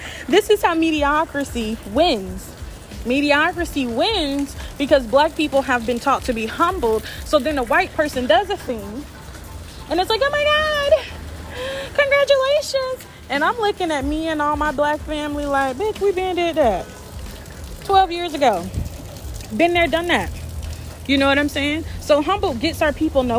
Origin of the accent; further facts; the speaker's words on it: the South, United States; I grew up in the South.